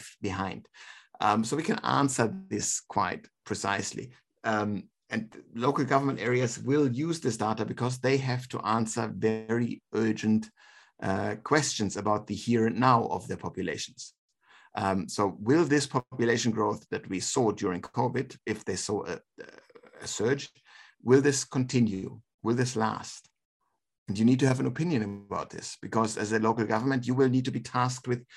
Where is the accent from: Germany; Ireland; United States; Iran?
Germany; now in Australia; Germany, my home country